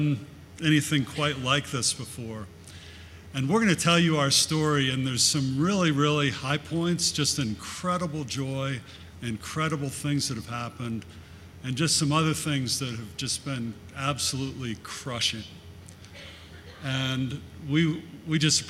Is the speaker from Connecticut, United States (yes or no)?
yes; Connecticut, United States; moved away as an adult; also born or lived in Australia; I was born in Connecticut, had two older sisters